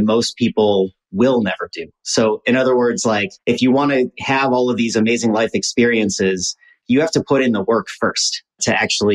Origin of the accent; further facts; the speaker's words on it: Midwest, United States; we're both from the Midwest